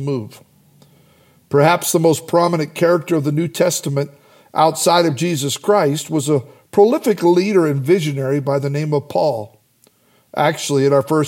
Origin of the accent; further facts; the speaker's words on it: Idaho, United States; I grew up in Idaho in farm country